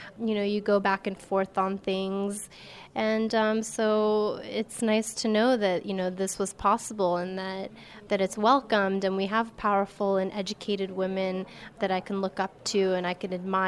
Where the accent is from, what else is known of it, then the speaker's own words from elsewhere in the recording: United States; growing up in America as a Muslim